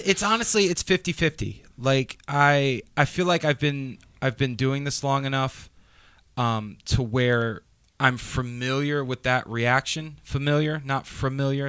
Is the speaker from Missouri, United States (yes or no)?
no; Raleigh, North Carolina, United States; I'm from Raleigh